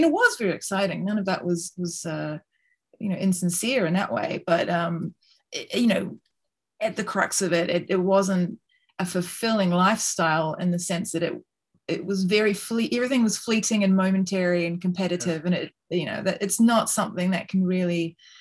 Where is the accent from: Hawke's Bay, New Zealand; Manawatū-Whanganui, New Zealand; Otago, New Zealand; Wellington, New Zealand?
Wellington, New Zealand; also born or lived in Auckland; now in London, United Kingdom; I was born in Auckland, but then I grew up in Wellington.